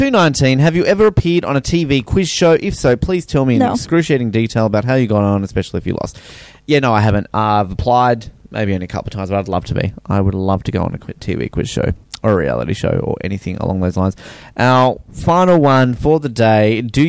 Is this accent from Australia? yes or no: yes; Australia; I'm Australian, so